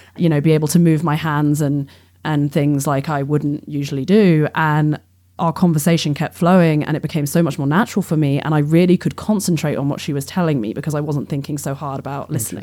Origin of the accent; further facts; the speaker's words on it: England, United Kingdom; moved away as an adult; I grew up in England and I came from a, you know, fairly well off upbringing.